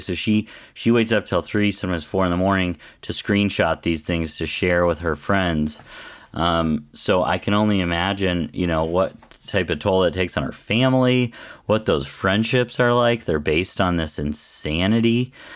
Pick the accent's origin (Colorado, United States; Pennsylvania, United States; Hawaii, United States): Colorado, United States; Western; I, I grew up in Western Colorado in, like, a super conservative district.